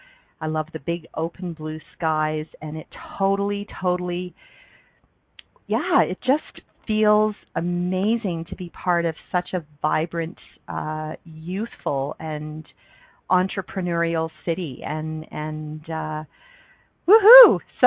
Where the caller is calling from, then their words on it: Calgary, Alberta, Canada; I'm calling in from Calgary, Alberta, Canada, where I live.